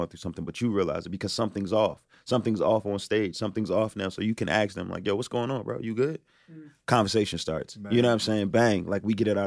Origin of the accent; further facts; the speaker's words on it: Philadelphia, Pennsylvania, United States; moved away; I'm from Philadelphia originally.